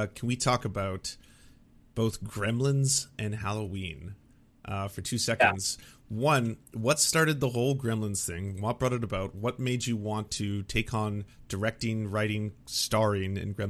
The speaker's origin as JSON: {"language": "English", "country": "Canada", "said": "I'm not American, I'm Canadian"}